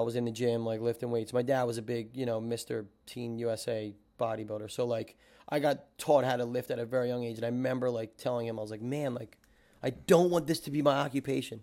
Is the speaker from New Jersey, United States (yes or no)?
yes; Hammonton, New Jersey, United States; moved away as an adult; now in New York City, United States; I'm originally from South Jersey, uh, not the fist pumping area, the tomatoes and farms area.